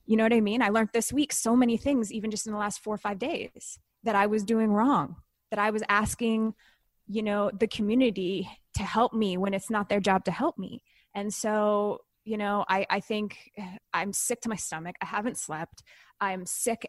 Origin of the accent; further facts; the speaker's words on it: Canada; I'm Canadian